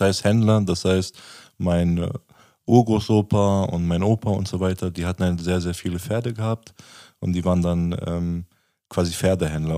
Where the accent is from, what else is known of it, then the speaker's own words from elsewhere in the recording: Germany; Ich bin ja in Deutschland geboren